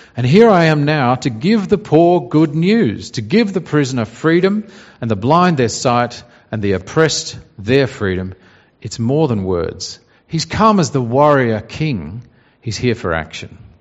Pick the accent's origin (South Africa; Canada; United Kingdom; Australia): Australia; our pride in being Australian. You know, we like Australia and what an Australian is